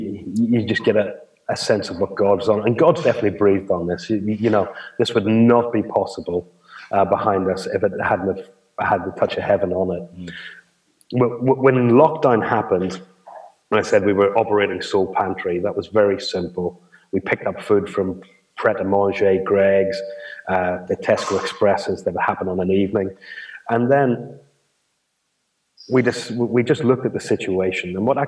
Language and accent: English; Ireland; as an Irishman, I don't think you have a problem with this, Dave.